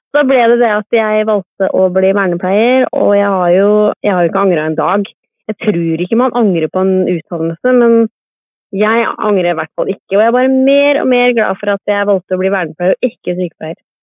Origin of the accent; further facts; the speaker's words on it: Kodal, Vestfold, Norway; also born or lived in Sandefjord; now in Trondheim, Norway; Jeg er født og oppvokst på en gård i Vestfold